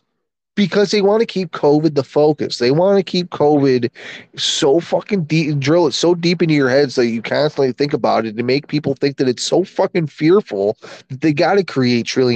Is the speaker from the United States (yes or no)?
yes; United States; I'm an American